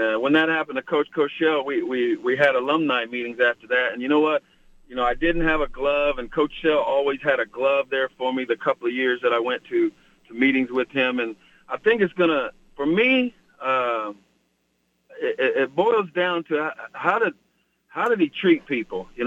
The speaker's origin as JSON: {"language": "English", "region": "Oklahoma", "country": "United States", "tie": "born or raised there", "moved": "yes", "lives_now": "California, United States", "said": "I was born and raised there in Oklahoma"}